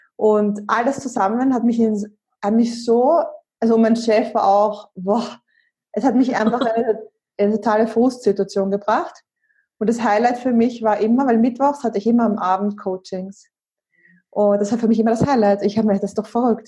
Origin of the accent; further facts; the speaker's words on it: Austria; moved away; ich bin ursprünglich aus Österreich, wie man ja auch hört